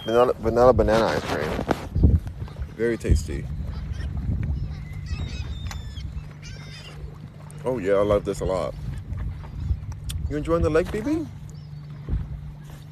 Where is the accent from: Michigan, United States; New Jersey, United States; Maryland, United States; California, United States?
California, United States; Los Angeles; moved away; also born or lived in Houston; I'm in Houston right now, but I'm from Los Angeles